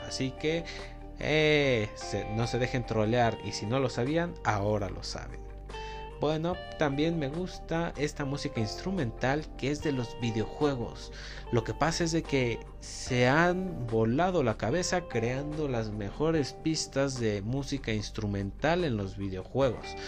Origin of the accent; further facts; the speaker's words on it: State of Mexico, Mexico; soy del Estado de México